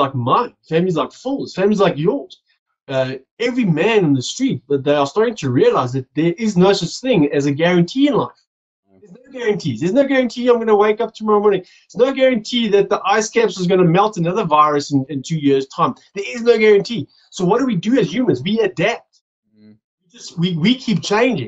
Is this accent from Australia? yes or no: no; South Africa; also born or lived in Johannesburg; I'm from South Africa. I live in Johannesburg.